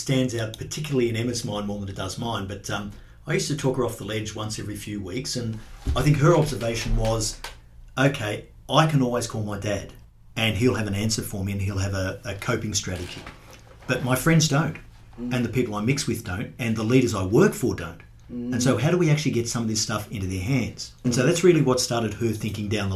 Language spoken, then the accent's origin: English; Sydney, New South Wales, Australia; moved away as an adult; now in Brisbane, Australia; I was brought up in Sydney